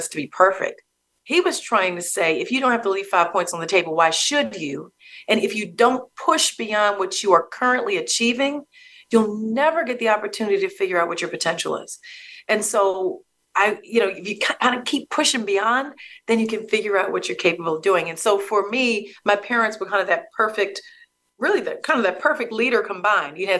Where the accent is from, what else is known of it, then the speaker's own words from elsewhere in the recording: Baltimore, Maryland, United States; I grew up in Baltimore City, and I'm a product of the Baltimore City public school system.